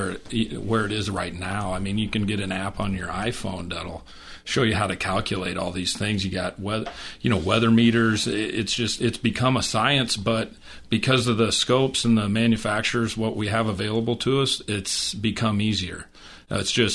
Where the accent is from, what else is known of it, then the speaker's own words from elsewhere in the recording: Iowa, United States; I grew up in Iowa, number one, and was raised hunting and in the woods